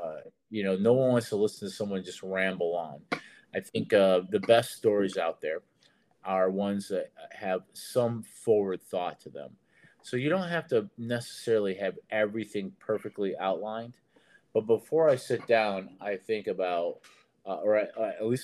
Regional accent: Detroit, Michigan, United States; moved away; also born or lived in Nashville; I'm from Detroit, and I was in the Army, and I ended up in Nashville

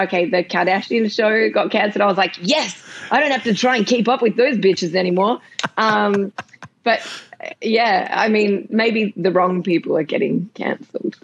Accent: Australia; I'm just from Australia.

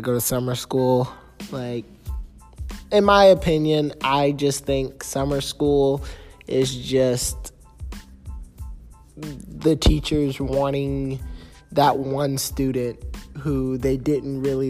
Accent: Gainesville, Florida, United States; I'm from Gainesville

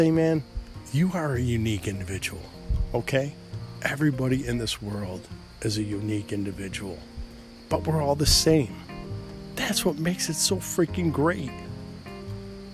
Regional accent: United States; Born in America, but my mom and dad, they were Irish and German

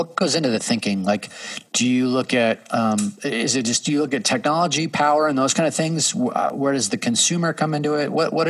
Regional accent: Seattle, Washington, United States; I'm from Seattle, live in Seattle.

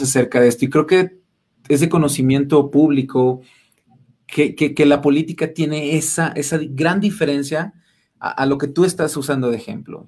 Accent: Mexico City, Mexico; moved away; also born or lived in Rayón, San Luis Potosí / Cárdenas, San Luis Potosí / Rioverde, San Luis Potosí; yo soy de allá de, bueno, soy, soy chilango, pero radiqué mucho tiempo ahí en, Rayón Cárdenas, Río Verde

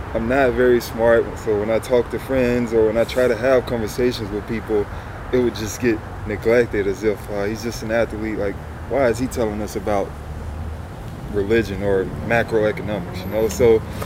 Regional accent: Memphis, Tennessee, United States; moved away; We're from the south, I grew up in Memphis

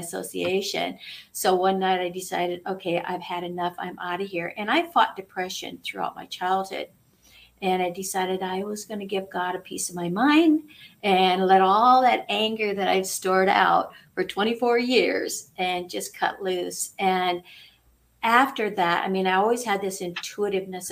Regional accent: Midwest, United States; I grew up in the Midwest on a farm

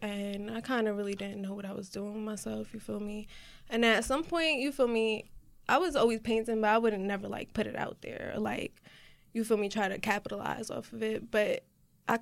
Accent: New Jersey, United States; I'm an artist from Jersey

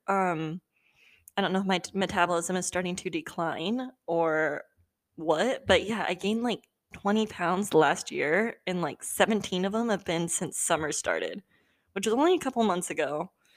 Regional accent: Southern California, United States; I live in SoCal currently, and I've lived in SoCal my entire life.

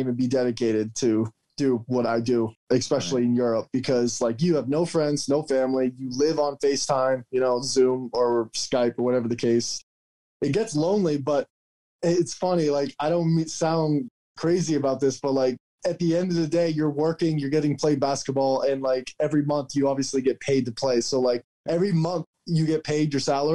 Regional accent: Maine, United States; moved away as an adult; I'm from Maine

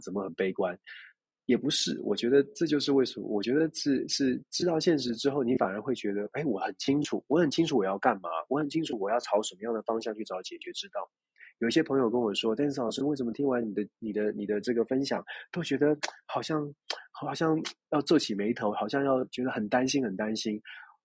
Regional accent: Taiwan; 我们关起门来，自己在台湾自己问自己了

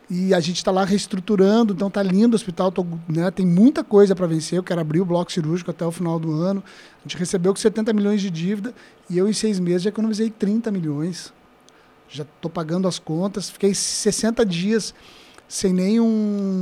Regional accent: Camaquã, Rio Grande do Sul, Brazil; moved away as an adult; now in Guaíba, Brazil; lá em Camacuã, me criei três irmãos

